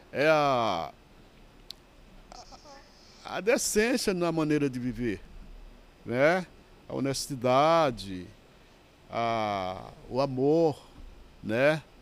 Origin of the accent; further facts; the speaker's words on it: Pernambuco, Brazil; moved away; quando eu vim de São de, de Pernambuco para São Paulo, eu vim para casa de uma irmã